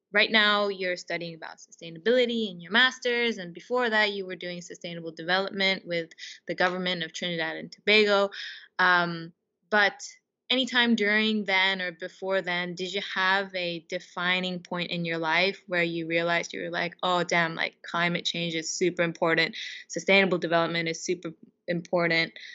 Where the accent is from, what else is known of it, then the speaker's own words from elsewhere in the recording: Japan; now in United Kingdom; in my home country in Japan